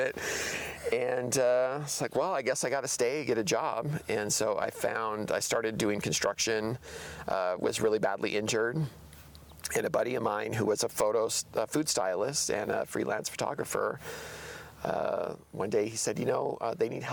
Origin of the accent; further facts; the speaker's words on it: Tucson, Arizona, United States; moved away as an adult; now in Portland, United States; I grew up in Arizona